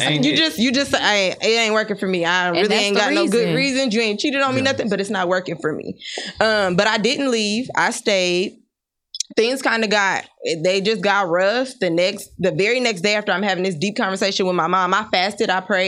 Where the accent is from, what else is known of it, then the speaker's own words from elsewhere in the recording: Nebraska, United States; I was in a relationship where I'm from Nebraska.